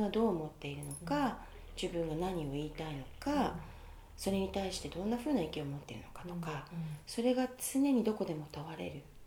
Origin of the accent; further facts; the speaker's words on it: Japan; moved away as an adult; now in New York, United States; それまでずっと日本で暮らしていた